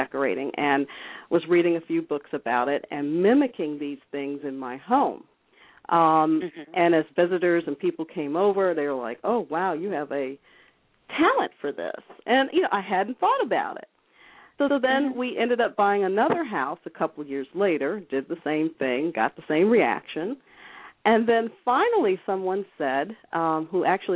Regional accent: upstate New York, United States; I was raised in upstate New York

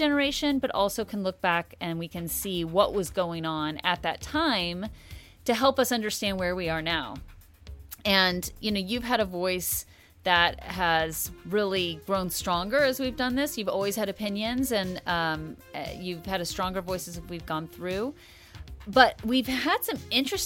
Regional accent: United States; also born or lived in Oklahoma; growing up in Kansas and Oklahoma as a white kid

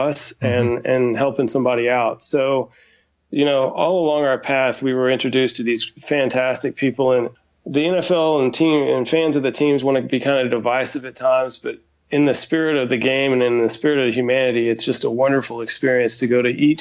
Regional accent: Texas, United States; growing up in Texas

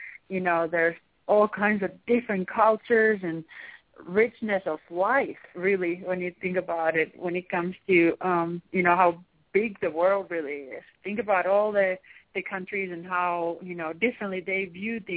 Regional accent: Finland; English is a second language; moved away as an adult; now in United States; being from Finland.

